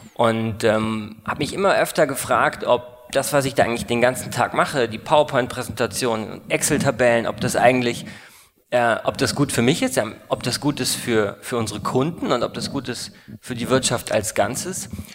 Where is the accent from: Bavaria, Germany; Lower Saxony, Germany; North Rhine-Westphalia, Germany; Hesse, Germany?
Bavaria, Germany; Munich; also born or lived in Koblenz; ich bin 1984 geboren, äh, in München Abitur gemacht